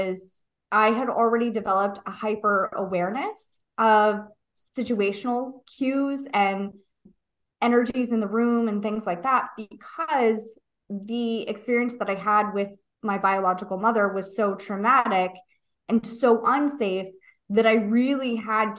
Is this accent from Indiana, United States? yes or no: no; San Diego, California, United States; I grew up in San Diego